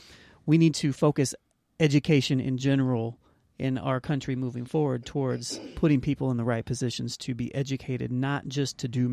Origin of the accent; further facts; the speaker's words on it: Anderson, Indiana, United States; we grew up in Anderson.